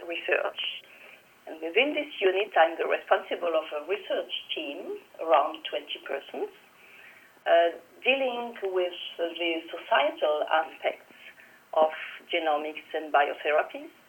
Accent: Toulouse, Occitania, France; the University of Toulouse, actually my hometown.

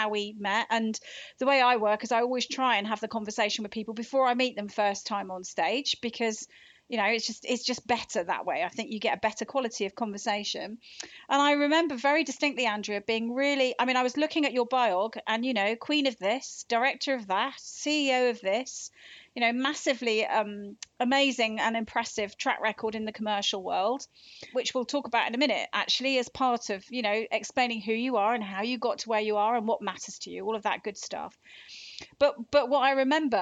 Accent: Devon, South West England, United Kingdom; moved away; I come from Devon originally

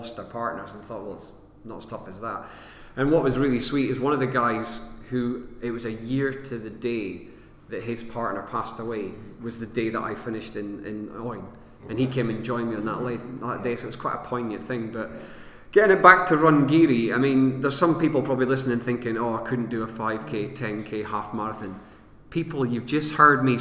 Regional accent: Aberdeen, Scotland, United Kingdom; moved away as an adult; where I was born in Aberdeen Hospital

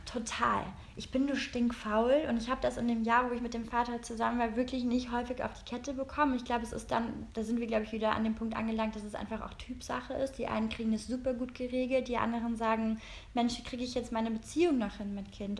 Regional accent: Rhineland, Germany; now in Berlin, Germany; wir kommen aus dem Rheinland

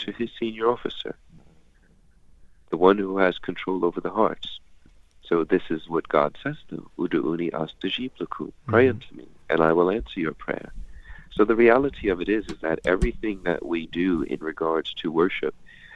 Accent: United States; I'm American

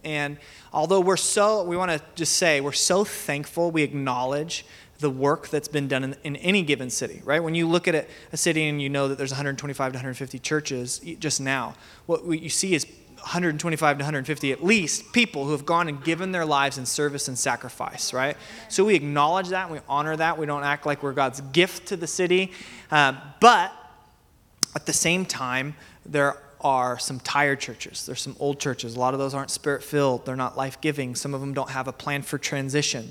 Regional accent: Medford, Oregon, United States; also born or lived in Salem, Oregon; So I grew up in Medford. I attended Joy Church Medford for most of my life, but I was born in Salem

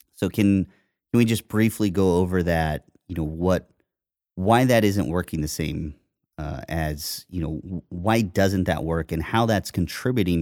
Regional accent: Indiana, United States; I grew up in Indiana, so I would see farms across the street from my house

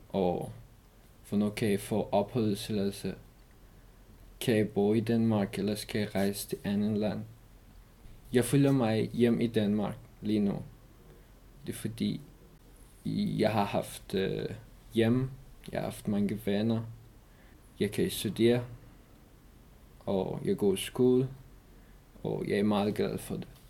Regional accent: Iran; Danish is a second language; moved away as an adult; also born or lived in Afghanistan; now in Denmark; jeg kom fra Afghanistan, men jeg er opvokset i Iran

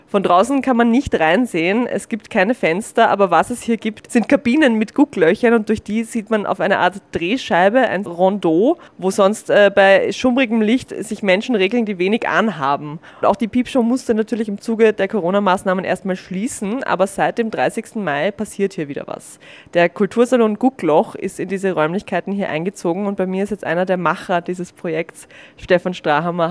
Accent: Vienna, Austria; als echte Wienerin, die ich nun mal bin

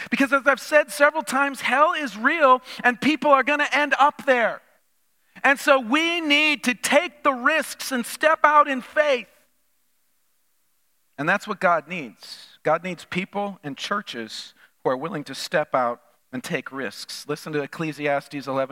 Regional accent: Minnesota, United States; moved away; growing up in Minnesota

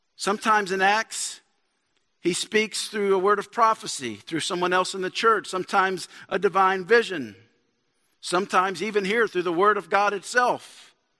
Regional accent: Shreveport, Louisiana, United States; also born or lived in Dallas; I'm from, I'm from Shreveport

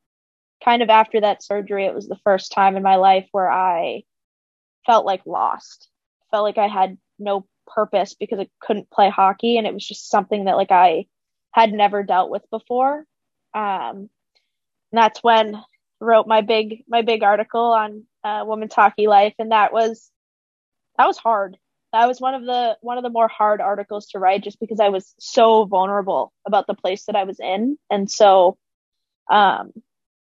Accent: Reading, Massachusetts, United States; Played in Reading. I'm from Massachusetts. So played Reading youth hockey up until I was 12.

